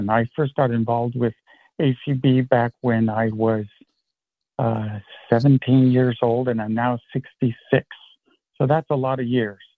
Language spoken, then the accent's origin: English; New England, United States; I'm from New England